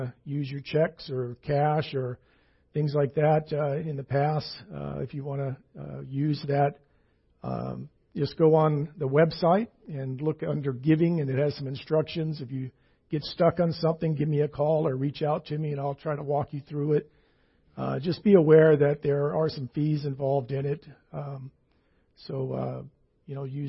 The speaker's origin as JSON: {"language": "English", "region": "the South", "country": "United States", "tie": "born or raised there", "moved": "yes", "said": "I grew up Baptist in the South"}